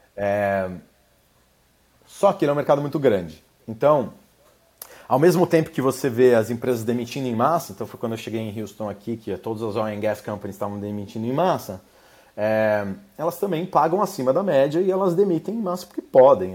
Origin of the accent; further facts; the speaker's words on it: Brazil; moved away as an adult; now in United States; com a minha experiência aqui como brasileiro nos Estados Unidos